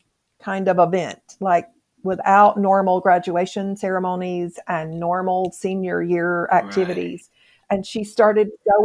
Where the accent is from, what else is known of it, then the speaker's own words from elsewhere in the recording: Mississippi, United States; moved away; I'm not from here. I'm from Mississippi